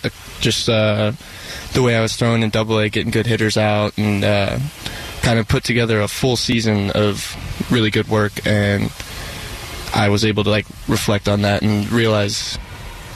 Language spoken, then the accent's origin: English; Henderson, Nevada, United States; I was born in Henderson, Nevada, just outside of Las Vegas